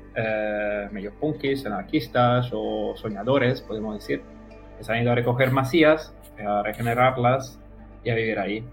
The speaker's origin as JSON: {"language": "Spanish", "country": "Italy", "also_born_or_lived": "Spain", "second_language": "Spanish", "moved": "as an adult", "said": "no soy español ni latinoamericano, o por ahí, soy de, Italia. Eh, he vivido cinco años en España"}